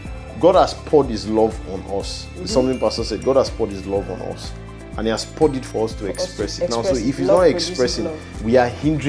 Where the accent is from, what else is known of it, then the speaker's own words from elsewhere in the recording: China; I remember when I was growing up in China, that used to be a thing of saying, go to where you are celebrated, not where you are tolerated.